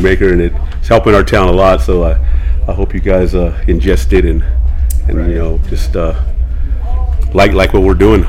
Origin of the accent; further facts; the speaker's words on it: Hayward, California, United States; also born or lived in Sacramento, California; I was born in Sacramento, California, and then my mom and pops moved us to Hayward, California. That's where I raised, Hayward, California. And my mom's always been from Needles. She's a Needles girl, so I like to call myself a Needles boy. But I like to call myself a Bay Area boy too.